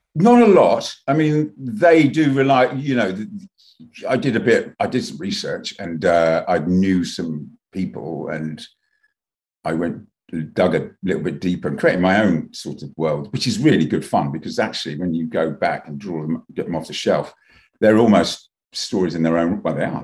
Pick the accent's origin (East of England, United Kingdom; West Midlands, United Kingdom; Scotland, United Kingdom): East of England, United Kingdom; Luton; also born or lived in London; I grew up in Luton